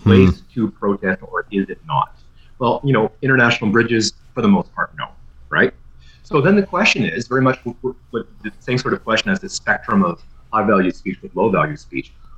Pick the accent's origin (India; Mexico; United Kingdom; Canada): Canada; Ottawa, Ontario; I grew up in Ottawa too